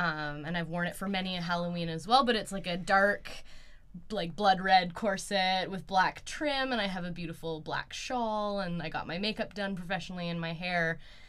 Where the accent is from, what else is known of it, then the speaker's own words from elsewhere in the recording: Sunshine Coast, British Columbia, Canada; I grew up on the Sunshine Coast, so it's right mm-hmm. by the ocean.